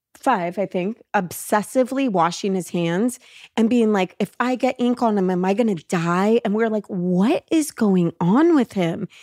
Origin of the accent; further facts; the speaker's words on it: Los Angeles, California, United States; growing up in L